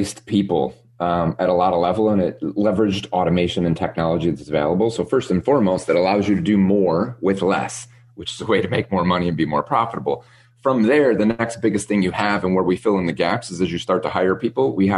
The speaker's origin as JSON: {"language": "English", "region": "Midwest", "country": "United States", "tie": "born or raised there", "moved": "as an adult", "said": "we grew up in the Midwest, lived in snow"}